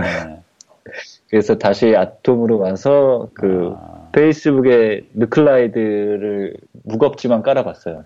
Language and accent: Korean; South Korea; first language Korean; 처음에 한국에 태어났으니까 한국어를